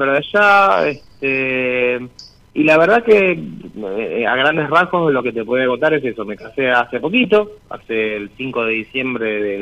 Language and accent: Spanish; Lanús, Buenos Aires Province, Argentina; Soy de Lanús, estoy de Lanús, eh, con mi hermana esposa que ahora está durmiendo.